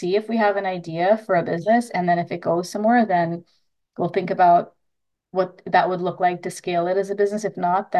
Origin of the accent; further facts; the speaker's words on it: Trinidad & Tobago; I'm Indo Trinidadian, meaning I'm a ethnically Indian person from Trinidad